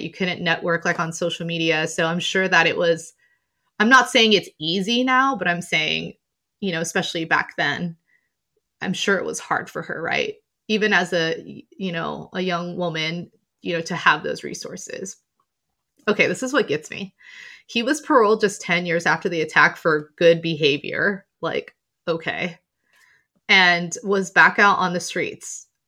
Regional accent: Southern California, United States; also born or lived in London; I'm from Southern California

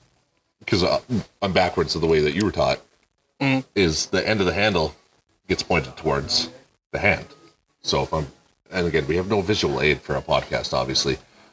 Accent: Canada; moved away; I grew up in Canada, so.

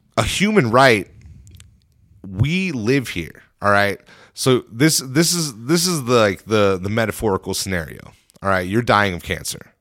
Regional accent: United States; we as an American people

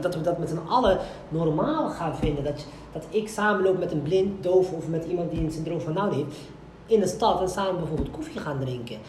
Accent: Morocco; ik ben een Marokkaan

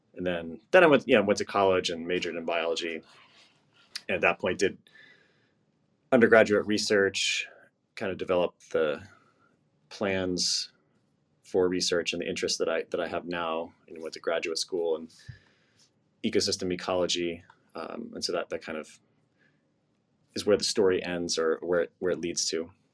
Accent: East Coast, United States; I grew up on the East Coast

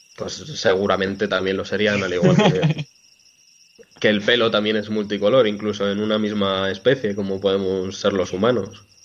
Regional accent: Montejo de la Sierra, Community of Madrid, Spain; en mi pueblo, en Montejo de la Sierra

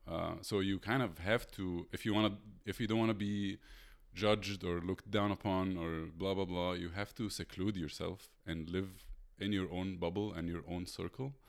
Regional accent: Egypt; moved away as an adult; I'm from Egypt.

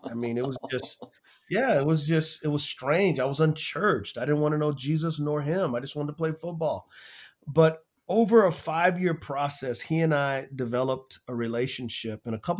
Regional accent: San Antonio, Texas, United States; Yeah, so I grew up in San Antonio, Texas, an area called the West Side.

